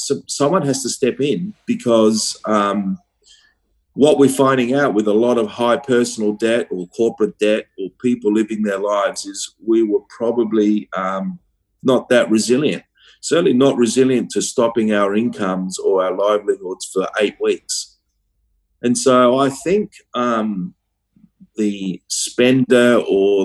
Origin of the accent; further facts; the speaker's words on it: Australia; including Australia, including my hometown.